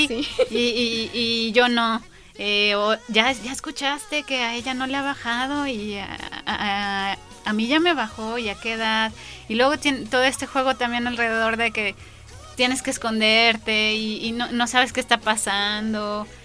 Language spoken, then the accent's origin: Spanish; León, Guanajuato, Mexico; yo soy de León